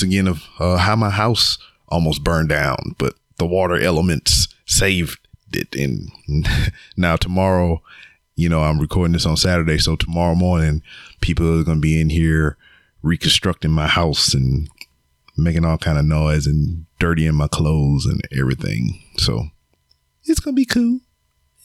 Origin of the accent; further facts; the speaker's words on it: Lake Charles, Louisiana, United States; I'm from Lake Charles, Louisiana